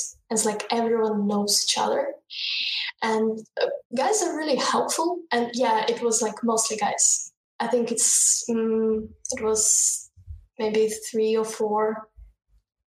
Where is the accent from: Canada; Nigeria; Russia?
Russia; now in Ukraine; I'm from Russia, but I'm living in Ukraine right now